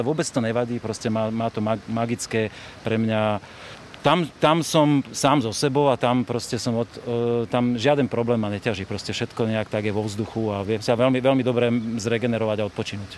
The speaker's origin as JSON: {"language": "Slovak", "town": "Nové Mesto nad Váhom", "region": "Trenčín Region", "country": "Slovakia", "tie": "born or raised there", "also_born_or_lived": "Bratislava", "moved": "as an adult", "lives_now": "Limbach, Slovakia", "said": "ja som rodák z Nového mesta nad Váhom a zo svojej detskej izby som mal výhľad"}